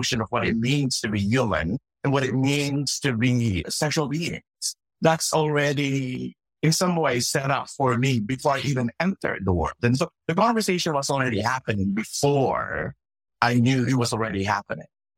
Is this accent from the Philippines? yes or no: yes; Philippines; moved away; I grew up in the Philippines, and I grew up in a Methodist church